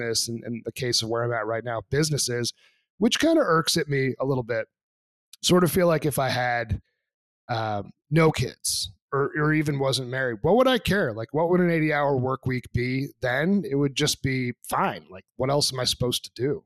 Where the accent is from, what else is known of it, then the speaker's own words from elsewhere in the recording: New Hampshire, United States; I'm actually from New Hampshire. So I grew up just a little bit south of the Canadian border onto Quebec.